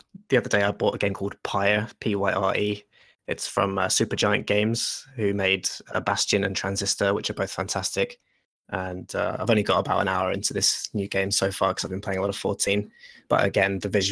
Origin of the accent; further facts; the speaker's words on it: Finland; my home country of Finland